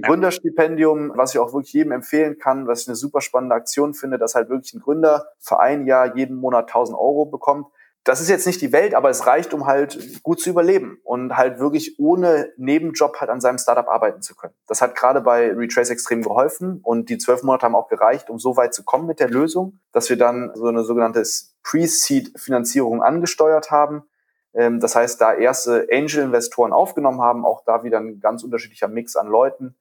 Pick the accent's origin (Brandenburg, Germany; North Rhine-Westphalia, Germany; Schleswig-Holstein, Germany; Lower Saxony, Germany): North Rhine-Westphalia, Germany; Düsseldorf; also born or lived in Ratingen; Düsseldorfer, zwar geboren in Ratingen, aber immer in Düsseldorf aufgewachsen